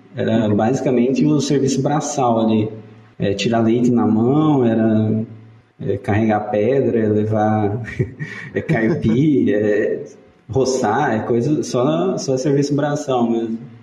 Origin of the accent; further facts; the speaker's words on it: Santa Isabel do Oeste, Paraná, Brazil; eu nasci em Santa Isabel do Oeste, que é uma cidadezinha do, do sudoeste ali